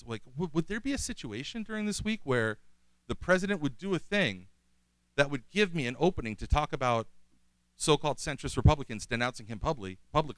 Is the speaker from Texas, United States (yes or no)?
no; Bay Shore, New York, United States; I'm born in Bayshore, Long Island